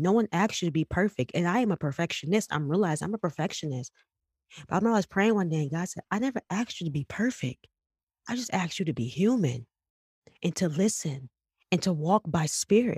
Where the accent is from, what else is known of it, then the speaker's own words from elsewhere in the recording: Detroit, Michigan, United States; I'm from West Side, I'm from Eight Mile